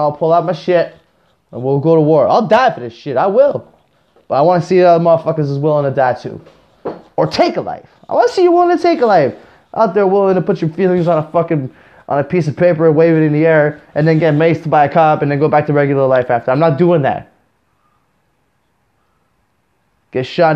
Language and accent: English; Canada; I'm Canadian.